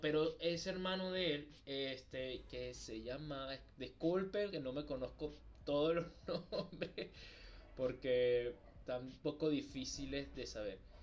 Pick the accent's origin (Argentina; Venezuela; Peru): Venezuela; nosotros somos de Venezuela